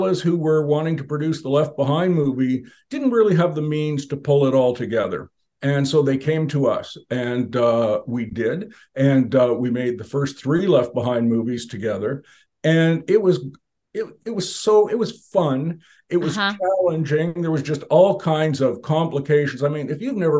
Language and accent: English; Canada; I was born and raised, and I'm still a Canadian